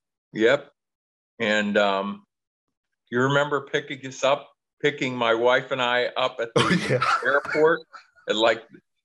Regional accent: Pittsburgh, Pennsylvania, United States; also born or lived in New Bethlehem, Pennsylvania; I grew up in Pittsburgh in the city.

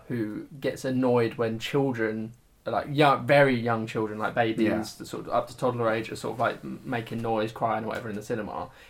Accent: Hatfield, England, United Kingdom; Hatfield, my hometown

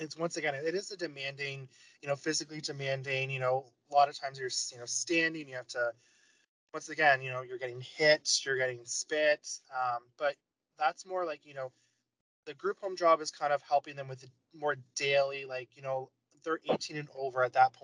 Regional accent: London, Ontario, Canada; I'm from London, Ontario

